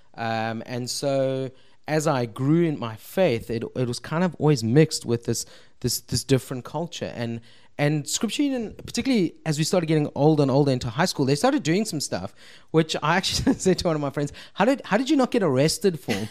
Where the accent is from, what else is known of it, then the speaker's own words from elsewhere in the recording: Cape Town, Western Cape, South Africa; I'm Cape Town-ian, born and bred